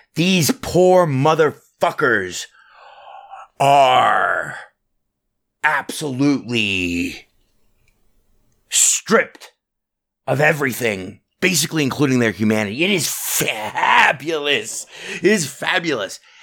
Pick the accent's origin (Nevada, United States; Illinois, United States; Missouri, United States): Nevada, United States; Southern; I was born in Southern Nevada.